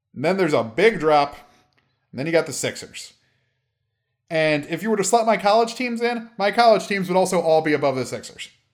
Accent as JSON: {"language": "English", "region": "Maryland", "country": "United States", "tie": "born or raised there", "said": "I was born in Maryland and grew up a Ravens fan"}